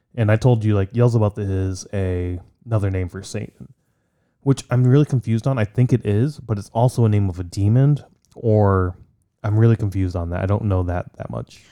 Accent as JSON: {"language": "English", "country": "Poland", "moved": "yes", "lives_now": "United States", "said": "I'm from Poland. I have great pride for my, where, my heritage"}